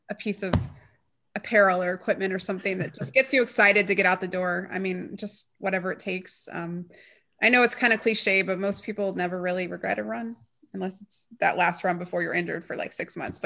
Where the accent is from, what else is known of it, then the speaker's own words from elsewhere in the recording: Atlanta, Georgia, United States; I grew up in Indian Hills Country Club.